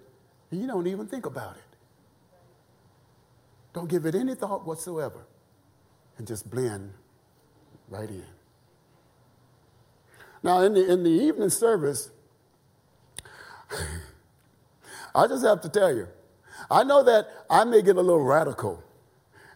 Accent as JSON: {"language": "English", "region": "the South", "country": "United States", "tie": "born or raised there", "said": "I was raised in the South."}